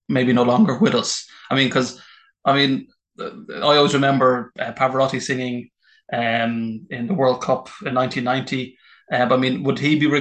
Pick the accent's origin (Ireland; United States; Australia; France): Ireland; first language English; moved away; also born or lived in Singapore; As an Irish man